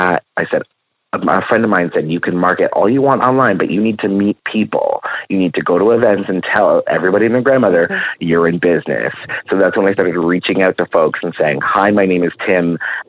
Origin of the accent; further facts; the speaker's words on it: Guelph, Ontario, Canada; also born or lived in Los Angeles; Born and raised in Guelph.